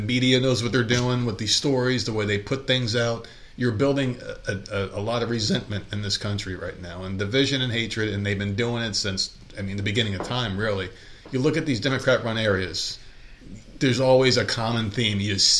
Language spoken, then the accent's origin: English; New York, United States; now in US South; We're like, wow, everything's different here in the South because we came from New York.